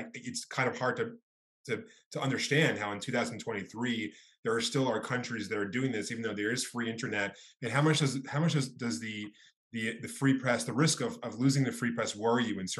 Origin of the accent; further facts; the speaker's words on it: New York City, New York, United States; I grew up in Brooklyn